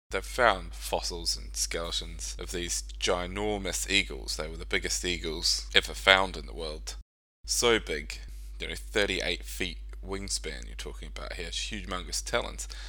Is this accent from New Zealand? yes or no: yes; New Zealand; also born or lived in Australia; probably more personal to me where I grew up in New Zealand and Australia.